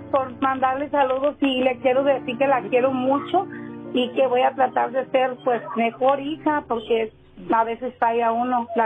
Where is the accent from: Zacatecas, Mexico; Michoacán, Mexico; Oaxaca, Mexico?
Michoacán, Mexico; Aguililla; born there; De, um, de, Aguililla, Michoacán.